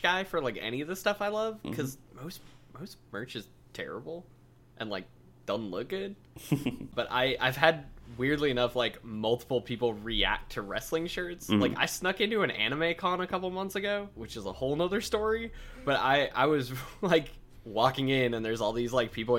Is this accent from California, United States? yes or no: no; Minneapolis, Minnesota, United States; I grew up in the suburbs of Minneapolis, Minnesota.